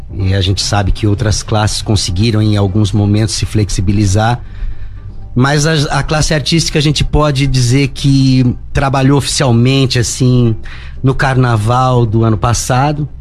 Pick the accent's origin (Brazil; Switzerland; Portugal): Brazil; São José; sou nascido aqui em São José, comecei na noite, no final da década de 80